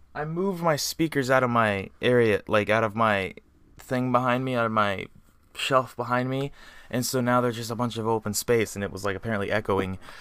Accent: Indiana, United States; also born or lived in Colorado; I grew up in Indiana.

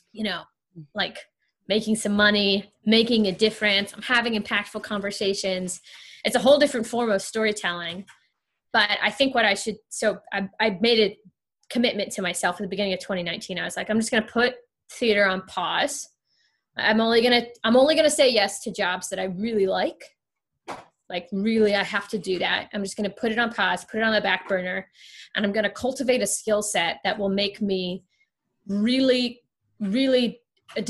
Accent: Ohio, United States; moved away as an adult; also born or lived in Kentucky; I didn't grow up in Kentucky. I grew up in Ohio, neighboring states, a little more east

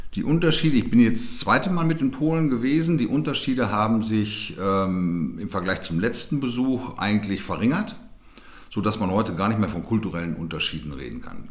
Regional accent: Germany; bei uns in Deutschland

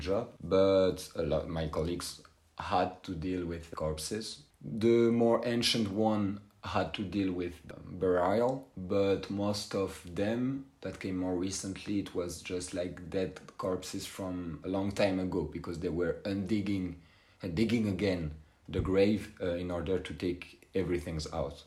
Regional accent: France; English is a second language; moved away as an adult; now in Skopje, North Macedonia; my hometown in uh, France

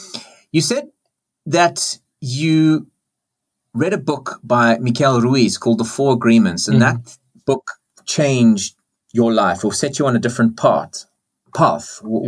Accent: South Africa; because I'm from South Africa, Afrikaans right. And Dutch is quite close. So right. I can understand it and I speak my own version

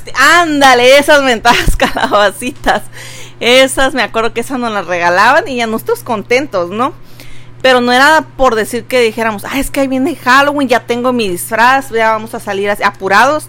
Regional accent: Veracruz, Mexico; now in Tijuana, Mexico; yo soy de allá de Veracruz

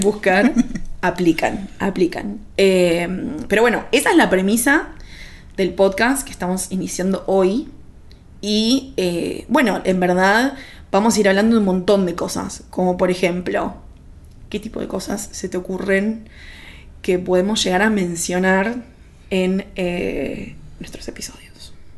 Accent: Argentina

